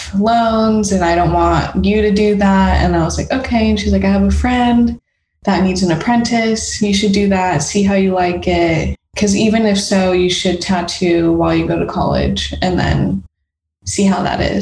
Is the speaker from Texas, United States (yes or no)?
no; Las Vegas, Nevada, United States; moved away as an adult; also born or lived in Chicago / San Francisco / London; now in Los Angeles, United States; I was born in Chicago, grew up in Vegas.